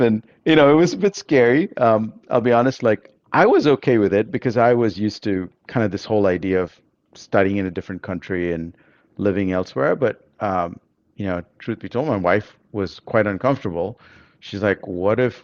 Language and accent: English; Bangalore, Karnataka, India; moved away; also born or lived in Germany / United States; I grew up in Bangalore